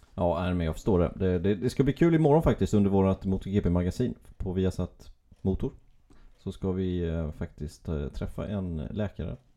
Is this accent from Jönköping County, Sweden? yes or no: yes; Gislaved, Jönköping County, Sweden; Det är ju min hemstad, Gislaved